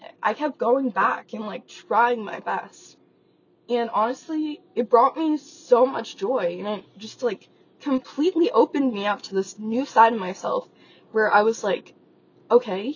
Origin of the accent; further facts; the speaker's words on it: Las Vegas, Nevada, United States; I grew up in Las Vegas, Nevada, and no, I did not live in a casino.